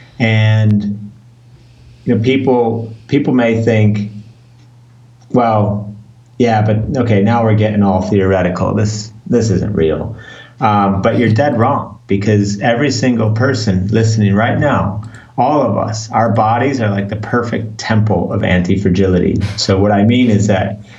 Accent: Chicago, Illinois, United States; moved away as an adult; now in London, United Kingdom; I live in London in the UK, but I grew up in Chicago, even though I haven't lived in the US for 20 years

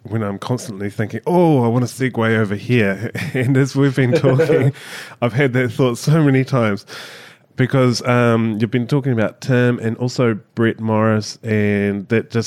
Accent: New Zealand; As a Kiwi

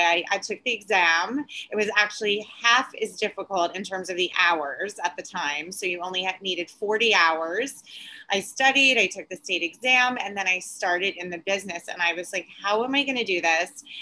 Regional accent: Long Island, New York, United States; now in New York City, United States; I grew up in Long Island

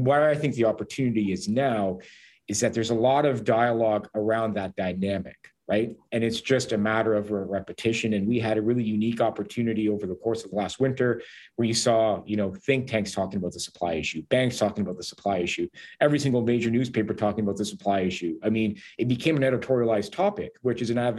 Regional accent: Hamilton, Ontario, Canada; I'm from Hamilton

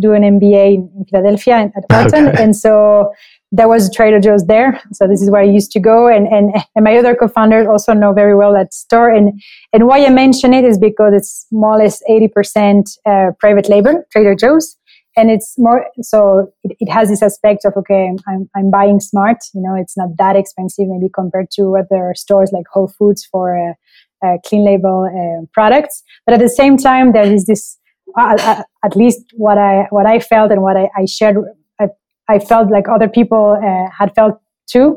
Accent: France; moved away as an adult; also born or lived in Montreal, Canada / Chile / Colombia; now in Mexico; I was raised in France. My dad was in the military, so we changed quite a few times of town

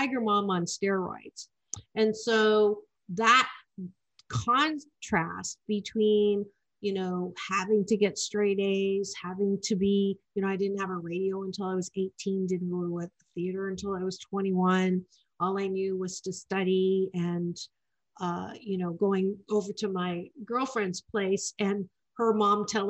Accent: Kitchener, Ontario, Canada; now in Long Beach, United States; I was born in a really small town called Kitchener-Waterloo, amongst the largest community of Germans outside of Germany

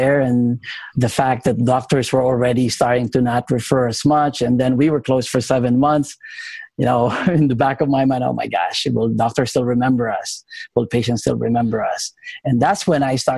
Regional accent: Philippines; moved away; I came to this country in 1994. I'm originally from the Philippines

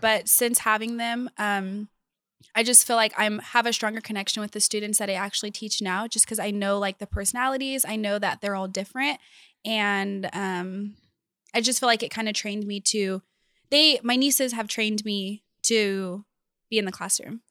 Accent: Bakersfield, California, United States; I'm from Bakersfield, California.

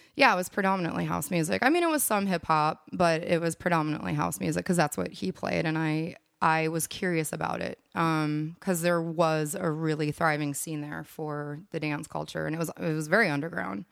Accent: Minneapolis, Minnesota, United States; moved away as an adult; also born or lived in San Francisco; now in Austin, United States; growing up in Minneapolis

